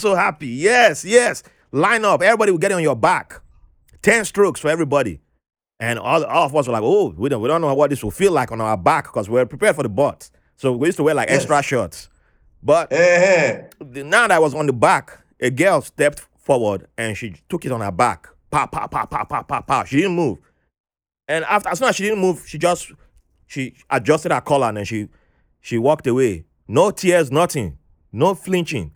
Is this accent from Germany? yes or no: no; Ibadan, Oyo, Nigeria; moved away as an adult; now in United States; I moved to a different city, Ibadan, and then there were no French teachers there.